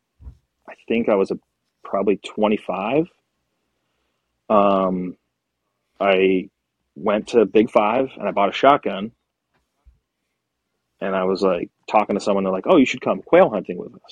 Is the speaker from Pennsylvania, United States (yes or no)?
yes; Pennsylvania, United States; now in Arizona, United States; I grew up in Pennsylvania